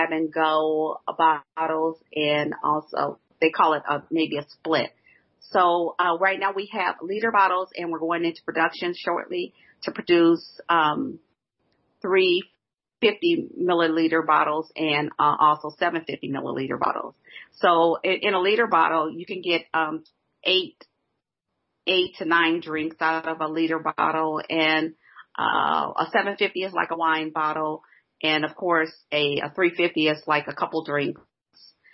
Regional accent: Illinois, United States; my home state, Illinois

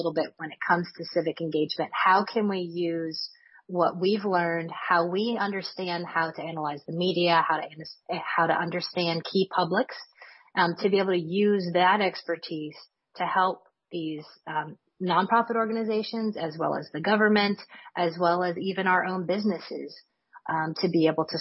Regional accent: Louisiana, United States; my home state of Louisiana

